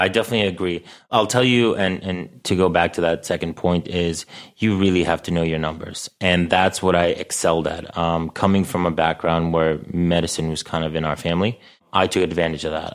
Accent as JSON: {"language": "English", "town": "New York City", "region": "New York", "country": "United States", "tie": "born or raised there", "said": "I grew up in Astoria, so I knew Astoria"}